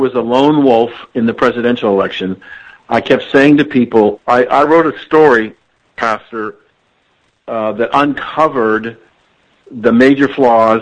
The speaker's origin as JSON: {"language": "English", "town": "Columbus", "region": "Ohio", "country": "United States", "tie": "born or raised there", "said": "I grew up in Columbus, Ohio"}